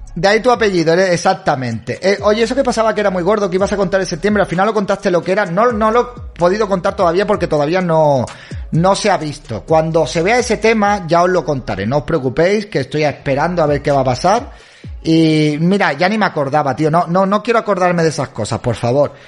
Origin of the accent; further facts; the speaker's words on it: Spain; Soy hispano, soy español